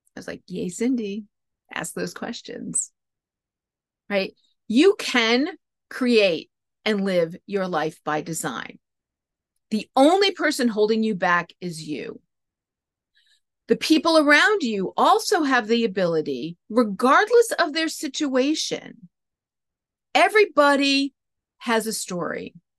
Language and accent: English; New England, United States; moved away; I grew up in New England